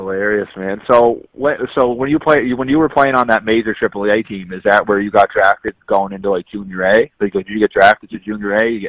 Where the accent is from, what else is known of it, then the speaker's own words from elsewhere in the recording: Cape Breton, Nova Scotia, Canada; I'm from Cape Breton, so like going up to like Halifax and stuff, you know how that is. That's like the city to us, right?